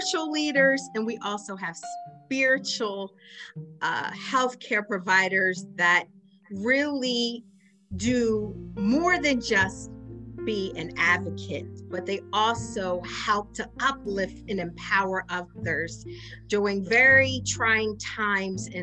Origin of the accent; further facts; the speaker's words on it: Wilmington, Delaware, United States; we're both from Wilmington, right? We grew up here.